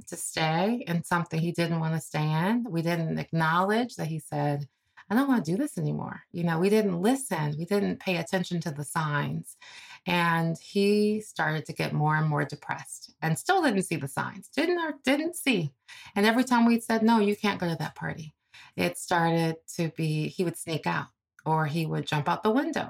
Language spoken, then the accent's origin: English; Cleveland, Ohio, United States; I'm from Cleveland, Ohio, you know, sort of a paycheck to paycheck type of family